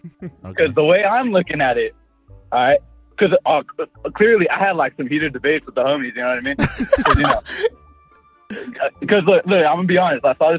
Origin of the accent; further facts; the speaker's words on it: California, United States; I'm from, Cali.